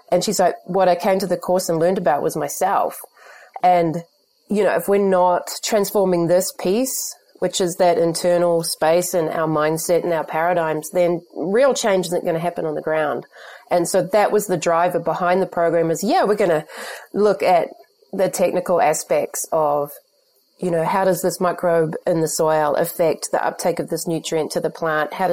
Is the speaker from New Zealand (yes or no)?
yes; New Zealand; But I think as well as a New Zealander, we're very connected to the rural community more than many other societies.